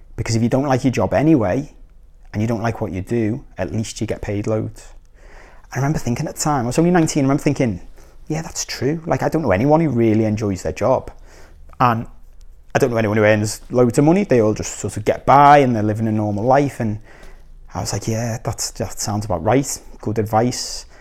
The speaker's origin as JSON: {"language": "English", "town": "Liverpool", "region": "North West England", "country": "United Kingdom", "also_born_or_lived": "Korea", "moved": "yes", "said": "I'm from Liverpool"}